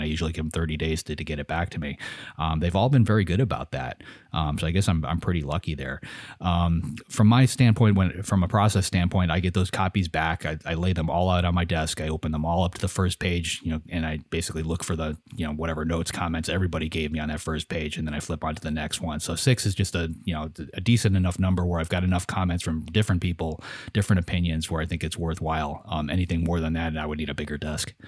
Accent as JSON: {"language": "English", "country": "United States", "said": "I'm an American, so I'm lazy. I only speak English"}